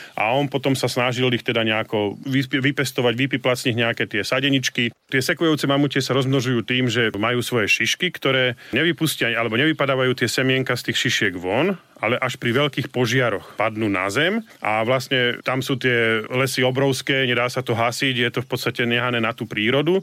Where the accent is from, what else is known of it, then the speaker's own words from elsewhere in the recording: Nová Baňa, Banská Bystrica Region, Slovakia; U nás v Novej Bani je to veľká zvláštnosť